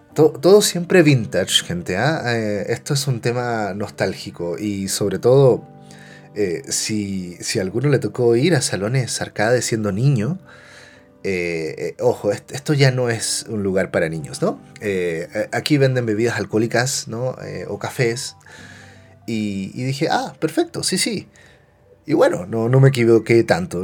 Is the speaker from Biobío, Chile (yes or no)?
yes; Concepción, Biobío, Chile; soy chileno y eh, nací en los 80. ¿va? Eh, entonces cuando niño me tocó ir a muchos salones de maquinitas. Y en la ciudad de Concepción